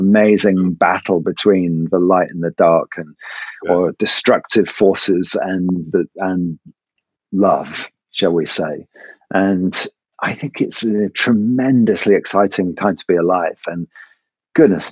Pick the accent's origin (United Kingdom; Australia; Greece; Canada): United Kingdom; England; it is maths with an S because I'm English